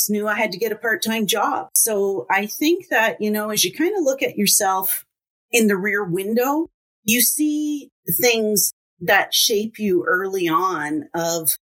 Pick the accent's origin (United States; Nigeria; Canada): Canada; Windsor, Ontario; now in Alberta, Canada; I grew up in Windsor, Ontario, and a very big, busy family